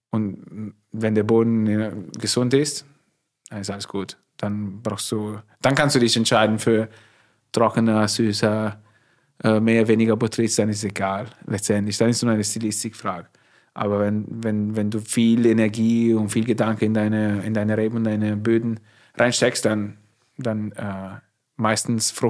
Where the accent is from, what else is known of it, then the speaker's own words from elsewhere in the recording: Emilia-Romagna, Italy; accent: Italian; German is a second language; moved away as an adult; also born or lived in Turin, Italy / California, United States; now in Forst, Germany; ich komme aus Norditalien, ist anders wie in Süditalien.